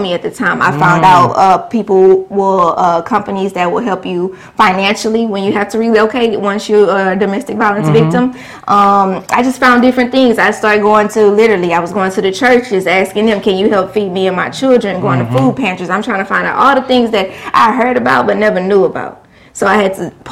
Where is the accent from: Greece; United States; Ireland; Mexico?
United States; Beaumont, Texas; also born or lived in Houston; move back to my hometown